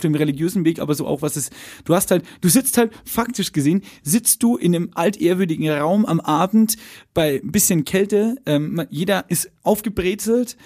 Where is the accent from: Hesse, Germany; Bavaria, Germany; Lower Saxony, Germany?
Bavaria, Germany; Lower; ich bin ja in Niederbayern groß geworden